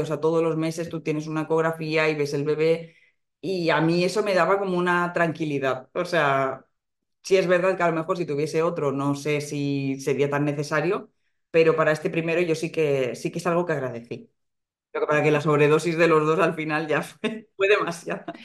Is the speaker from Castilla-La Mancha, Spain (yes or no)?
no; Alicante, Valencian Community, Spain; moved away as an adult; now in Madrid, Spain; vivo en Madrid ahora mismo, pero soy de, Alicante.